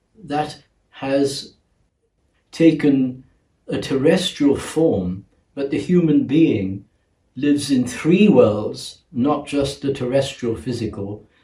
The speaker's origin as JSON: {"language": "English", "town": "Mumbai", "region": "Maharashtra", "country": "India", "tie": "born or raised there", "also_born_or_lived": "London, United Kingdom", "moved": "yes", "said": "I was born in Bombay in the East and educated in the West"}